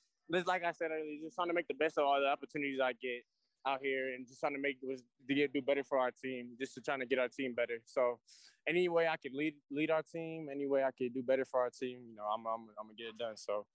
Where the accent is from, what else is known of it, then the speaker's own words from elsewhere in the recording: the South, United States; moved away; I'm down from the South